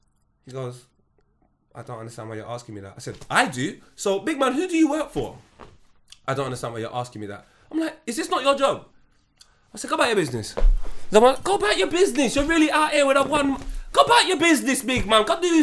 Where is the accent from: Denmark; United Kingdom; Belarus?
United Kingdom; London; I'm from North London, I've been Green Lanes, they fed me.